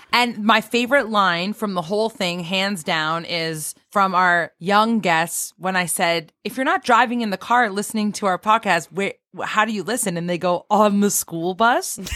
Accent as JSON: {"language": "English", "town": "Cambridge", "region": "Ontario", "country": "Canada", "said": "we're from Cambridge, but that's the Kitchener Waterloo area"}